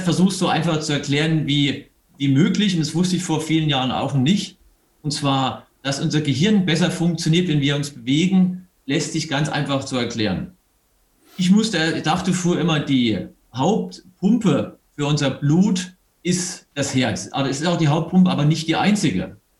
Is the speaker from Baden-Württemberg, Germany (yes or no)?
yes; Eberbach, Baden-Württemberg, Germany; moved away as an adult; also born or lived in Mannheim / Munich; now in Bavaria, Germany; Aus der Nähe von Heidelberg, aus Eberbach bin ich.